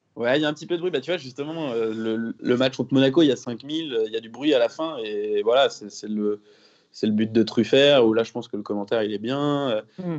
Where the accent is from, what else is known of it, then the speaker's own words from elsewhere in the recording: Rennes, Brittany, France; je, suis, né à l'hôpital Sud à Rennes. J'y ai vécu quasiment toute ma vie, à l'exception euh, de mes années d'études